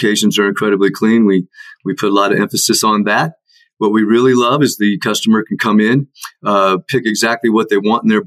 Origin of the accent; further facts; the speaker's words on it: Iowa City, Iowa, United States; moved away; also born or lived in Atlanta; I grew up in Iowa City